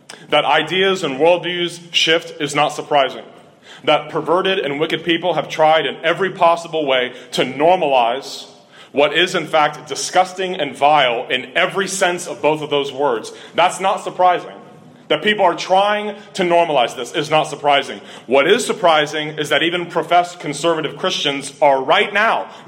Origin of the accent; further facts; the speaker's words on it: Cincinnati, Ohio, United States; Growing up in Cincinnati, Ohio, I had been exposed to Roman Catholicism almost constantly.